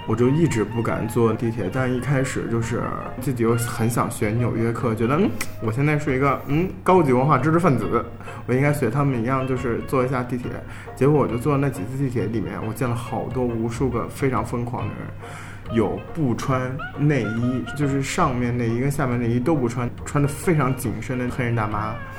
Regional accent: Qingdao, Shandong, China; 那但是我在青岛长大，我也没有觉得有很重的海味。

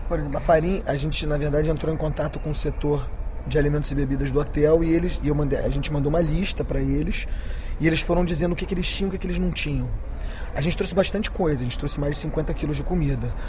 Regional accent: Rio de Janeiro, Brazil; also born or lived in French-speaking Switzerland; Eu nasci também na Suíça, na parte francesa, mas sou filho de mãe brasileira e me criei no Rio de Janeiro por 25 anos.

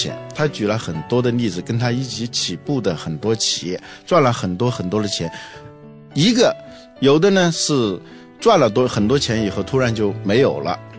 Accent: Guangzhou, Guangdong, China; 啊，现在我广州人都知道有个万家百货

